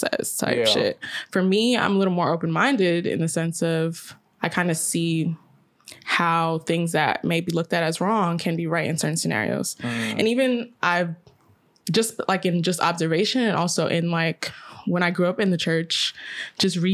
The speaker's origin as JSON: {"language": "English", "country": "United States", "said": "I'm American. Yeah. My parents are from Guyana"}